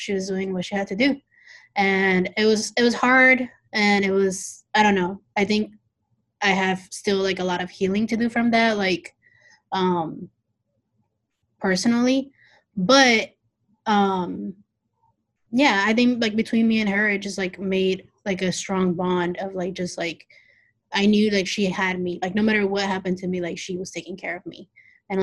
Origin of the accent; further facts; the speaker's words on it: Mexico City, Mexico; now in Indianapolis, United States; yo soy del Distrito Federal de Mexico, so I'm from Mexico City.